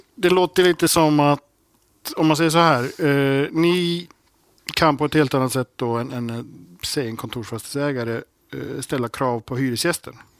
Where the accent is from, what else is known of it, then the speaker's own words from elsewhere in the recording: Iceland; moved away; när jag var grabb på Island